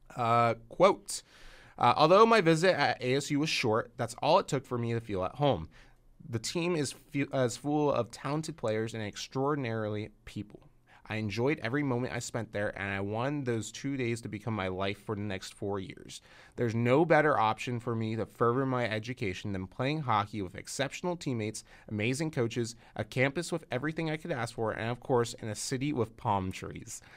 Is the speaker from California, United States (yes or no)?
yes; California, United States; Very, very proud, uh, as a native Californian